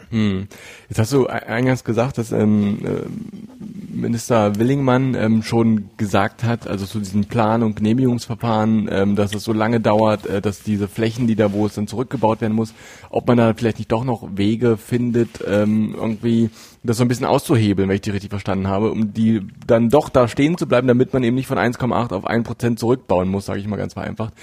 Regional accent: Altmark, Saxony-Anhalt, Germany; ich bin in der Altmark groß geworden

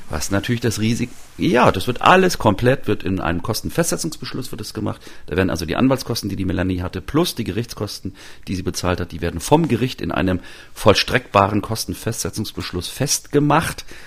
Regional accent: Mecklenburg-Vorpommern, Germany; moved away; also born or lived in Halle; in meiner Mecklenburger Heimat

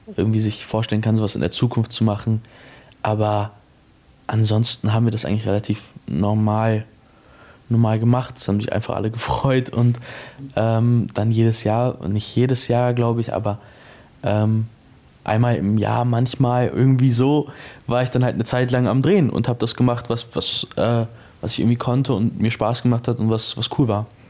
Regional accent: Munich, Bavaria, Germany; ich bin in München groß geworden

